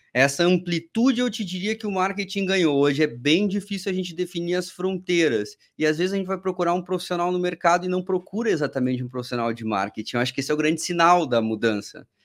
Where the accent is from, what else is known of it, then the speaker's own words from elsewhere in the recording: Porto Alegre, Rio Grande do Sul, Brazil; moved away as an adult; now in São Paulo, Brazil; sou gaúcho, Porto Alegre, estudei administração de empresas na Federal do Rio Grande do Sul